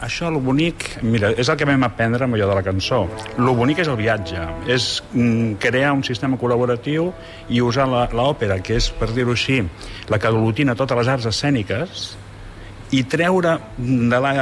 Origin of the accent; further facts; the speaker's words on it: Barcelona, Catalonia, Spain; és la meva vila, Vila de Gràcia, on he nascut